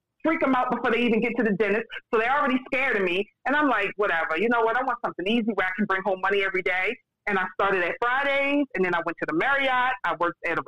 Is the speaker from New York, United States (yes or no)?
no; Baltimore, Maryland, United States; So I'm from Baltimore, Maryland. I live in Baltimore City